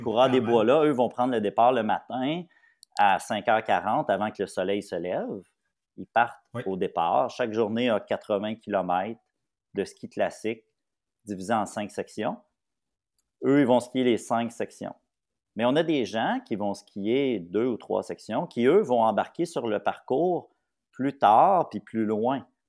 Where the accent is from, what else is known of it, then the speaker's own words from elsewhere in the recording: Papineauville, Quebec, Canada; je viens de Papineauville